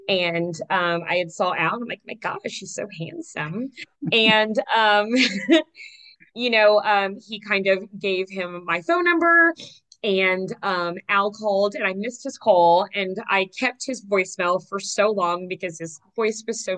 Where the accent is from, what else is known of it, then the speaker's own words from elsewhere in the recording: Missouri, United States; moved away as an adult; I was married before, and divorced and moved back to Missouri, which is my hometown. And at the time, my son was 3 years old. So we moved back to Missouri to be closer to family, and that's, also where I'm from.